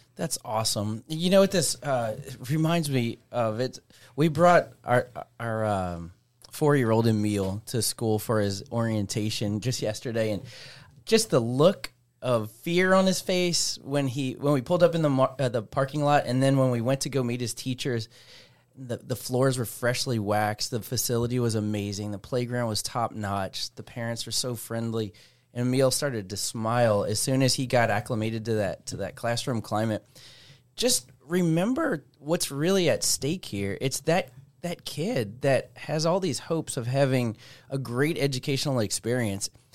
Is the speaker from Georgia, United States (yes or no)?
no; Metairie, Louisiana, United States; moved away as an adult; now in Zachary, United States; born and raised in Metairie